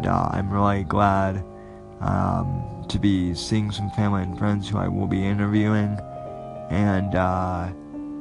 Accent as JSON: {"language": "English", "town": "Denver", "region": "Colorado", "country": "United States", "tie": "born or raised there", "moved": "as an adult", "lives_now": "Florida, United States", "said": "I am originally from Denver. I was born and raised there"}